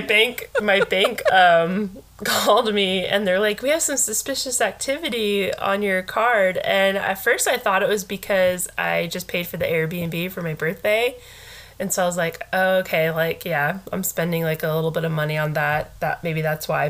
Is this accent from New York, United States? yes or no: no; Fresno, California, United States; we both graduated from high school in Fresno